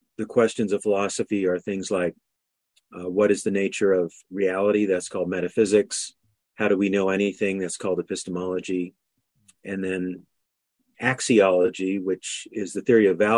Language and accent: English; Anchorage, Alaska, United States; I was born in Anchorage, Alaska in 1957, 2 years before it became a state.